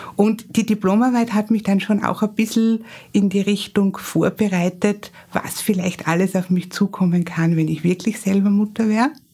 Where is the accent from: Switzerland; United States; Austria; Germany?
Austria; Graz, Styria; ich bin in Graz geboren und aufgewachsen